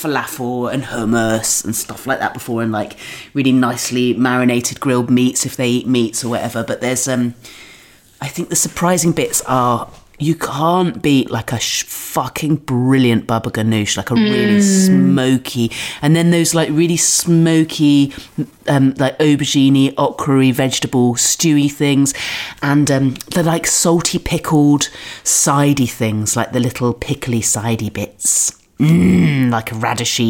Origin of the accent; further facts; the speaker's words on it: Dorset, South West England, United Kingdom; now in London, United Kingdom; I'm from Dorset on the south coast